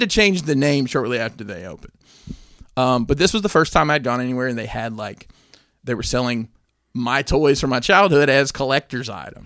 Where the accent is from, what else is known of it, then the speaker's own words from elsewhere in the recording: Alabama, United States; growing up in Alabama